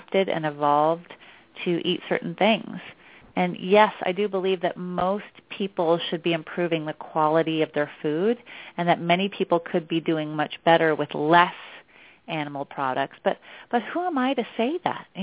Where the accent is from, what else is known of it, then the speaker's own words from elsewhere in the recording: outside of Portland, Oregon, United States; now in New York City, United States; I live in New York City and I grew up outside of Portland, Oregon.